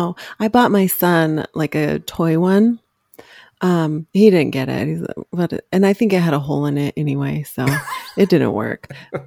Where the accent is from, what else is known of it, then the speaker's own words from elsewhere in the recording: Denver, Colorado, United States; And plus they're from my hometown, so it's a little taste of Denver.